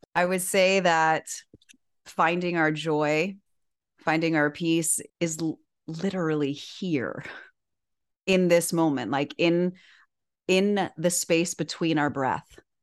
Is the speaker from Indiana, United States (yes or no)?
no; Miami, Florida, United States; moved away as an adult; also born or lived in Syracuse, New York; born and raised in Miami